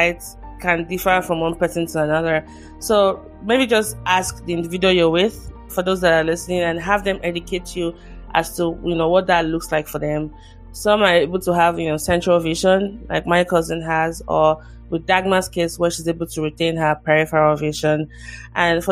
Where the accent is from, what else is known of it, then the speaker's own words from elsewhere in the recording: Nigeria; now in United States; I'm originally from Nigeria, and my country still has a long way